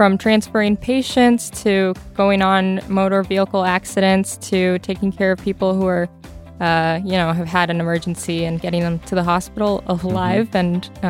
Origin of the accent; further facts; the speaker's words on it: Michigan, United States; Yes, right in this area too.